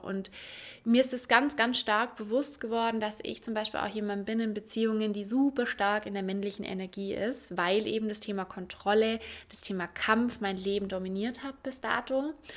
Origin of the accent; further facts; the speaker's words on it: Ulm, Baden-Württemberg, Germany; Und ich komme aus Ulm, aus dem Süden